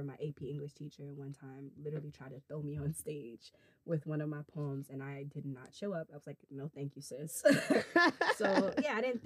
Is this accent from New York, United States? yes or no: yes; New York City, New York, United States; I'm from the Bronx, New York. Yeah, I grew up by Yankee Stadium. Literally in the Bronx, 162nd and Morris